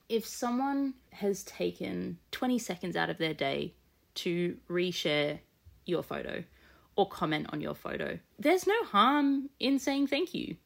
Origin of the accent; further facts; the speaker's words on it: Australia; being an Australian collector